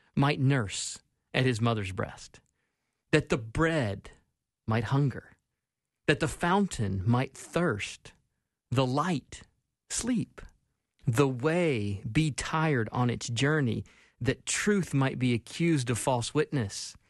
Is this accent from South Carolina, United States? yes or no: yes; Spartanburg, South Carolina, United States; now in Twin Cities, United States; growing up in Spartanburg, South Carolina